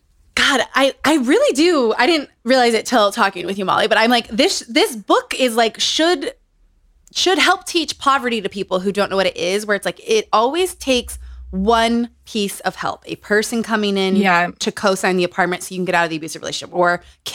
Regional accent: New Mexico, United States; now in New York, United States; when I moved to New York from New Mexico, I had good or bad people constantly being like, "Whoa, whoa, whoa, whoa, whoa, whoa, whoa. What are we doing here?"

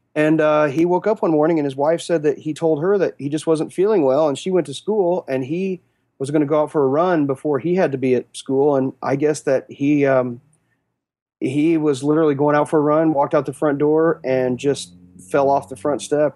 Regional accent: Western Kansas, United States; moved away as an adult; now in Kansas City, United States; growing up in Western Kansas

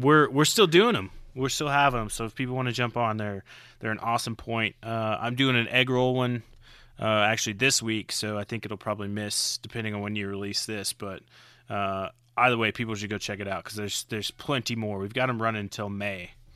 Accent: Oklahoma, United States; moved away as an adult; also born or lived in Florida Keys; now in Colorado, United States; I'm originally from Oklahoma. I left Oklahoma at eighteen

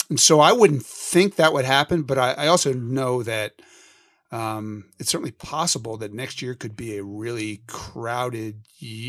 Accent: Philadelphia, Pennsylvania, United States; both of us growing up in Philadelphia

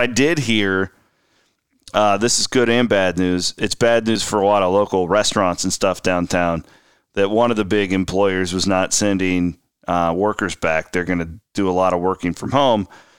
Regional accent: Iowa, United States; I grew up in Western Iowa, where Nebraska Furniture Mart, everything pre-internet, if you needed anything

